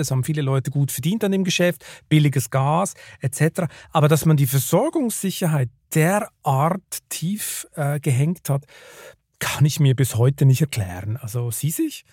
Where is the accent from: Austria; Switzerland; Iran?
Switzerland; now in Germany; gerade ich als Schweizer, als ich hierher gekommen bin